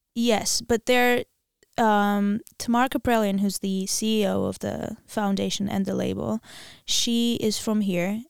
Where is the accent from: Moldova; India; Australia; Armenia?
Armenia; English is a second language; also born or lived in Wisconsin; I'm from Armenia, and we learn it at school